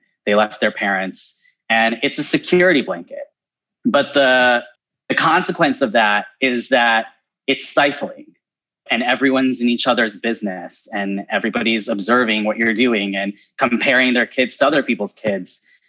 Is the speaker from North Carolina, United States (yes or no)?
no; Illinois, United States; now in Los Angeles, United States; I grew up in a small Midwestern town. And there were really no, we were one of the first Indian families in that town.